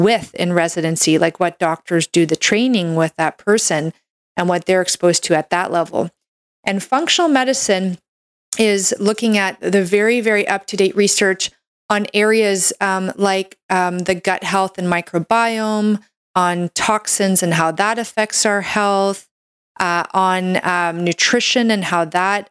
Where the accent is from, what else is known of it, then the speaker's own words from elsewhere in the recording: Canada; I'm a Canadian medical doctor